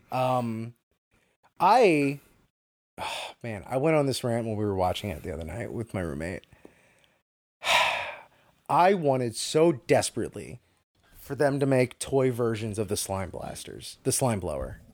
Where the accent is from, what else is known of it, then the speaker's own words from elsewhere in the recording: New York, United States; as a New Yorker